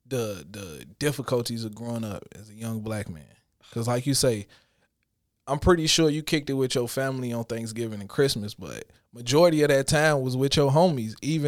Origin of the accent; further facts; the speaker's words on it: Illinois, United States; because I grew up, I was born in the Robert Taylor's. Mm-hmm. From there, we moved on 73rd and Evans. From 73rd and Evans, we moved to 81st and Harper.